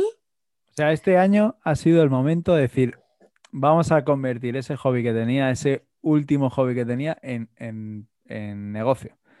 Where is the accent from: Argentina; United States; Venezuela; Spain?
Spain; Madrid, Community of Madrid; yo, que soy de Madrid